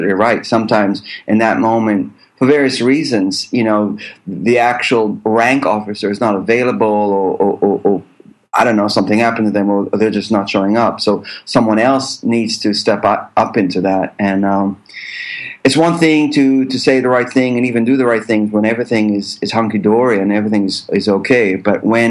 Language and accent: English; Israel; moved away as an adult; also born or lived in New York, United States / London, United Kingdom / Los Angeles, United States; But in Israel, actually, I grew up on a kibbutz